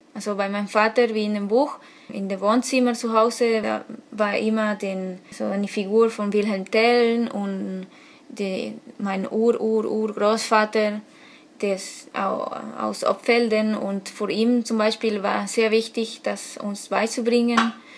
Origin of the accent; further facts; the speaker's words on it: Argentina; German is a second language; moved away as an adult; now in Hamburg, Germany; Ich komme aus Argentinien und jetzt im Moment äh, wohne ich in Hamburg